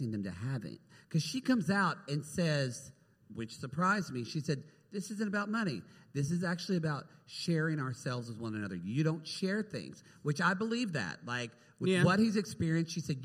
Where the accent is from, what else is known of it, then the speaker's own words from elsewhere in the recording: Oklahoma, United States; I'm from Oklahoma